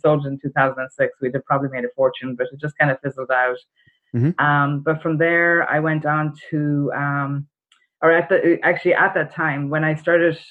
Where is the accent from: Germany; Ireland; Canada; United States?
Ireland; moved away as an adult; I've got a bit of an accent. I'm from Ireland originally. I came over here right after college